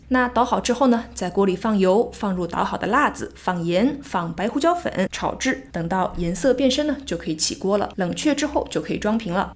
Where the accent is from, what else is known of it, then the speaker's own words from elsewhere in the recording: China; 我们中国人